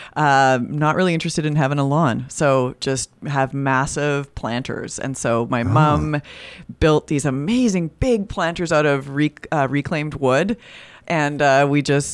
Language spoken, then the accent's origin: English; Edmonton, Alberta, Canada; also born or lived in Halifax, Nova Scotia; I was born and raised in Edmonton, Alberta